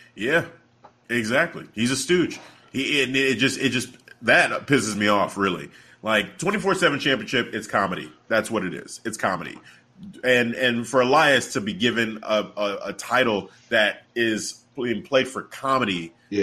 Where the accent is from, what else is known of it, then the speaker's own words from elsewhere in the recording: Chicago, Illinois, United States; I was born and raised in Chicago